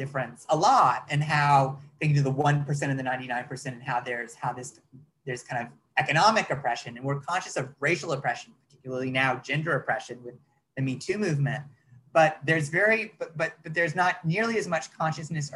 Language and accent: English; United States; I'm an American